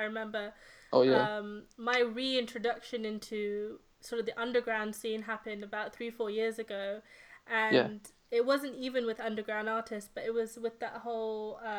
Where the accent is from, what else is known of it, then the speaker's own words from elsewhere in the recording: London, United Kingdom; now in Canada; Well, I'm from East London